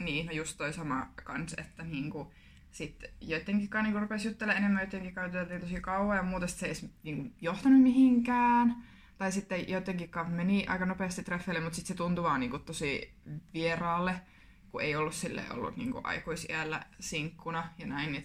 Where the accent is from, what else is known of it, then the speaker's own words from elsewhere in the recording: Kuopio, North Savo, Finland; now in Jyväskylä, Finland; Kuopiosta olen kotoisin.